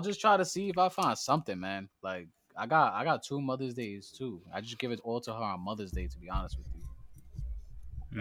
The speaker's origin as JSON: {"language": "English", "town": "New York City", "region": "New York", "country": "United States", "said": "I come straight out of the Boogie Down Bronx"}